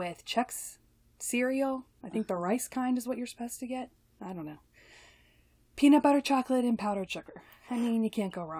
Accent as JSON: {"language": "English", "region": "the South", "country": "United States", "said": "You know, I'm from the South, y'all."}